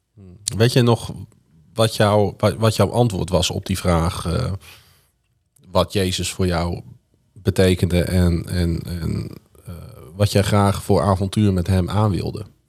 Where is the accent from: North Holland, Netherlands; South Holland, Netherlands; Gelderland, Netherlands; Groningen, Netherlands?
Groningen, Netherlands; Ik zeg, kom uit Groningen